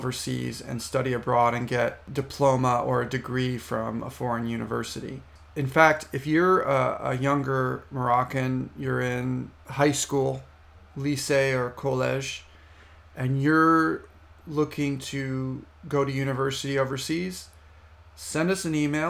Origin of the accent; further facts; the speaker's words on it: United States; in the United States, since that's my home country